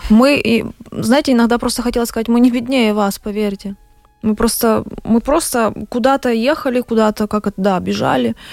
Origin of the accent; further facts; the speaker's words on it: Ukraine; Мы с Украины.